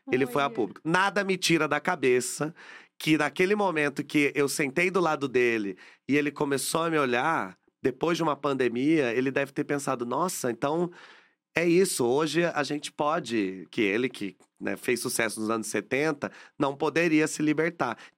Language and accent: Portuguese; Caçapava, São Paulo, Brazil; now in São Paulo, Brazil; Mas quando a gente. Quando eu saí de Caçapava e vim para São Paulo